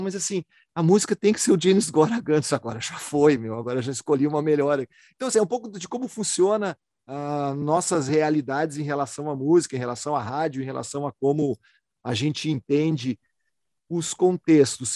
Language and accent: Portuguese; Porto Alegre, Rio Grande do Sul, Brazil; eu sou de uma cidade de Porto Alegre